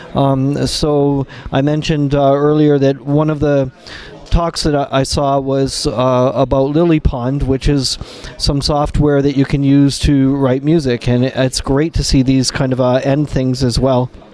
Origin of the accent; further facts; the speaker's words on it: Canada; now in Germany; I'm a Canadian person, but I live in Germany and I work from home